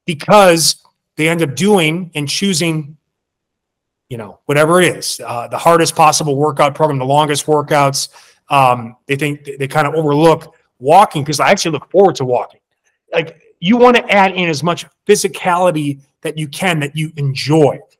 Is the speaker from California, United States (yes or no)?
no; Milwaukee, Wisconsin, United States; I'm from Milwaukee, Wisconsin